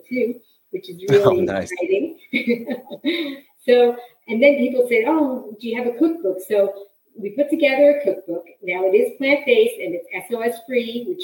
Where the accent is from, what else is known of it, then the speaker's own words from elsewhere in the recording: New York City, New York, United States; I grew up in New York City